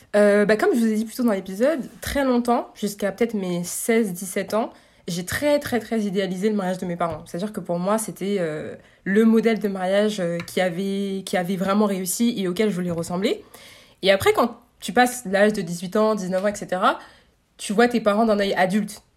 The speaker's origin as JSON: {"language": "French", "country": "France", "tie": "born or raised there", "said": "moi, j'ai grandi en France"}